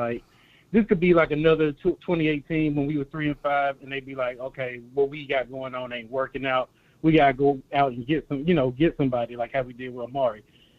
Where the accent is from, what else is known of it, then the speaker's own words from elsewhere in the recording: Jackson, Mississippi, United States; now in Atlanta, United States; I live in Atlanta, but I'm from Jackson, Mississippi.